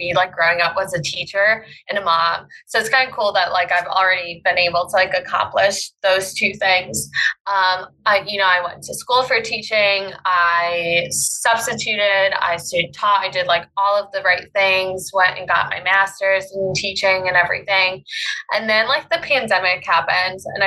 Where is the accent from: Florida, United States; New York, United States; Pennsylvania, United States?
Pennsylvania, United States; I am a mom from Pennsylvania